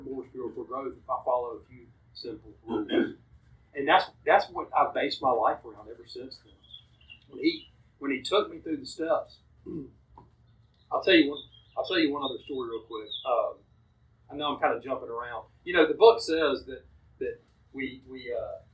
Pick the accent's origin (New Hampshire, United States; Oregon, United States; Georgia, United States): Georgia, United States; Columbus; also born or lived in Auburn, Alabama / Phenix City, Alabama; I was born in Columbus, raised by a wonderful family